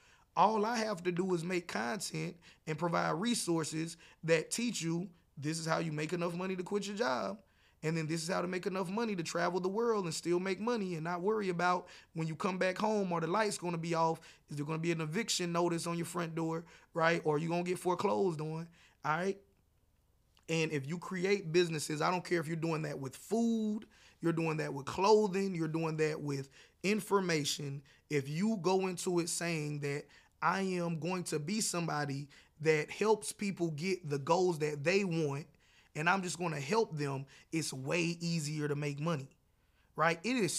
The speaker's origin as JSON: {"language": "English", "region": "the South", "country": "United States", "said": "No matter how much you try to convince me that because I'm from the South, I should eat this way, I don't want to."}